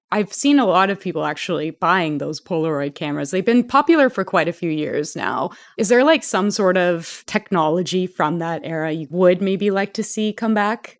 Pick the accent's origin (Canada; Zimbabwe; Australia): Canada; I'm Canadian